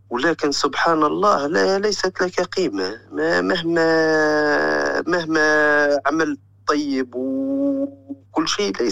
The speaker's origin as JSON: {"language": "Arabic", "town": "Zarzis", "region": "Medenine", "country": "Tunisia", "said": "اسمها جرجيس هي المدينه هذه اكثر ناس يخرجوا للخارج قوارب الموت تخرج منها كل يوم"}